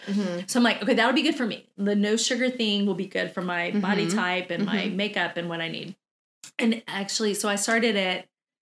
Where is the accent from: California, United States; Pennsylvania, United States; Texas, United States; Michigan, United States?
Texas, United States; we're from Texas.